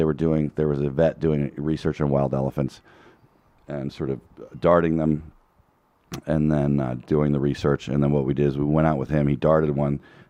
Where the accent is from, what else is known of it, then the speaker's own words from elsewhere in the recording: outside of Philadelphia, Pennsylvania, United States; also born or lived in Colorado; now in Los Angeles, United States; I grew up outside of Philadelphia